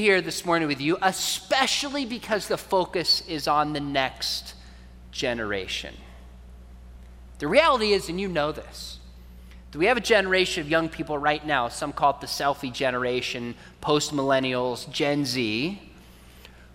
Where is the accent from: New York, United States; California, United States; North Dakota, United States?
California, United States; also born or lived in Richardson, Texas; I was born in Richardson, not far from here, even though I grew up in California